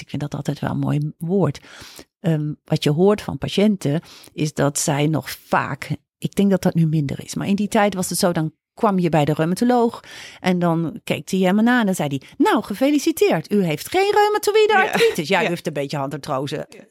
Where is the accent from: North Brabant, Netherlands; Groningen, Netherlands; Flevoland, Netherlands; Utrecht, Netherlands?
Groningen, Netherlands; moved away as an adult; ik ben opgegroeid, nou, zelfs geboren en ook eh, getogen op de basisschool en op de middelbare school in Groningen.